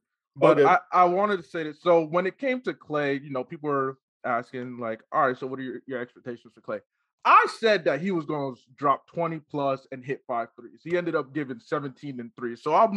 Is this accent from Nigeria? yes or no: yes; Nigeria; Being Nigerian